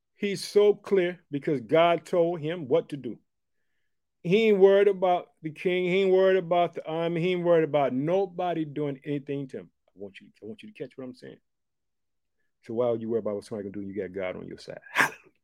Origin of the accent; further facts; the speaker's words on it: United States; also born or lived in Chicago, Illinois; the United States of America, which is my home country. I live in the state of Illinois. I reside in the city of Chicago.